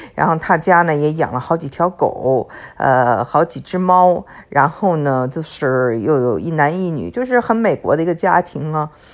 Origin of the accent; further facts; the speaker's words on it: Beijing, China; also born or lived in California; now in Texas, United States; 我呢是在北京长大的，英文叫做 city girl， 就是成事姑娘